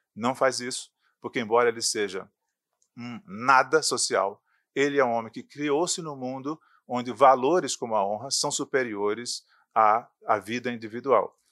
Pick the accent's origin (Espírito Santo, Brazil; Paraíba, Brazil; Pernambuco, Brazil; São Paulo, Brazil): Pernambuco, Brazil; sertão of; No sertão de Pernambuco, onde eu nasci